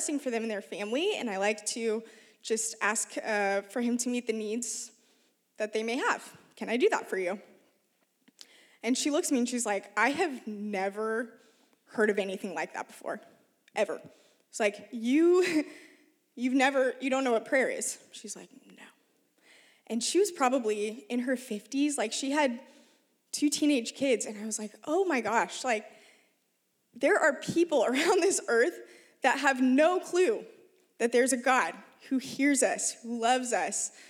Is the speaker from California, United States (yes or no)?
no; Oregon, United States; I grew up in Oregon, one of the most unchurched regions of the U.S.